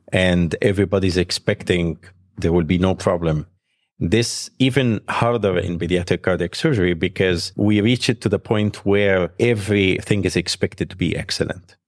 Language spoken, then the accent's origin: English; Egypt; moved away as an adult; also born or lived in Alexandria; now in United States; I was graduated from Alexandria Medical School, and I grew up in Egypt, so my life was there